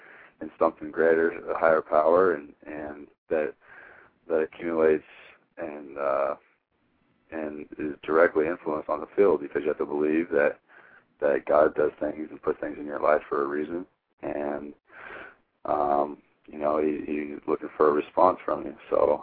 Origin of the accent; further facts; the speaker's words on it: Hermiston, Oregon, United States; growing up from where I'm from, was not a lot of people come out of Hermiston with Division I scholarships